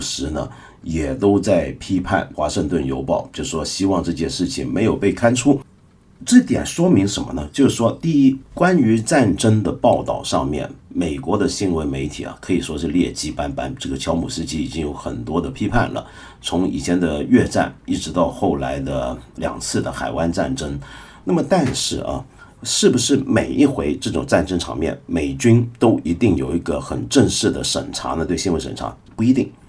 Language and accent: Chinese; China; 我们中国人的传统